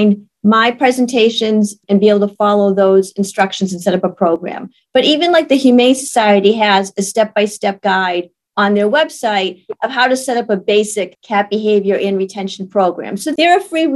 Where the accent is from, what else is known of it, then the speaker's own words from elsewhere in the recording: Maine, United States; now in South Carolina, United States; I grew up in Maine